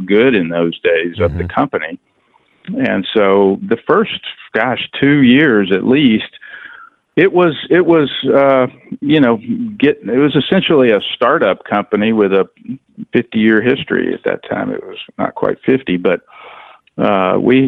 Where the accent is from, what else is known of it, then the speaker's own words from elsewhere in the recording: East Tennessee, United States; I grew up in East Tennessee, fishing the lakes and rivers around there